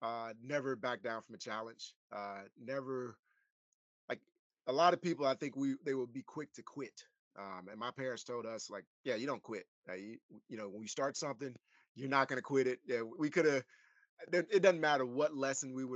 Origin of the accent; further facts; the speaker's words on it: Ruston, Louisiana, United States; moved away; I grew up in Ruston, Louisiana